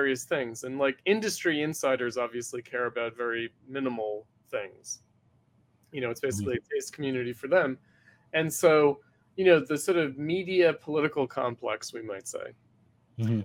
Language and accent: English; New York, United States; I'm from New York